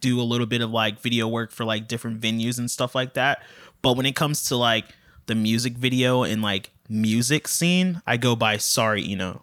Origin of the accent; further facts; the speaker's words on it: Largo, Florida, United States; also born or lived in St. Petersburg, Florida / Tallahassee, Florida; I was born in Saint Petersburg, but lived in Largo, Largo, Clearwater area most of my life